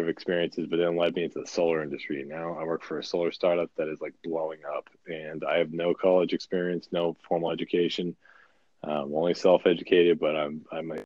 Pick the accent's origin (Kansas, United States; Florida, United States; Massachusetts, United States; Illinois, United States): Massachusetts, United States; Boston; now in Burbank, United States; I'm from Boston, but I live in Burbank, California, which is like